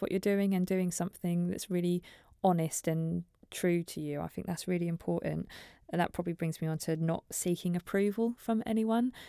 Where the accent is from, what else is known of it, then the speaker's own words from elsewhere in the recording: Norfolk, East of England, United Kingdom; moved away as an adult; also born or lived in Preston; I'm from Norfolk originally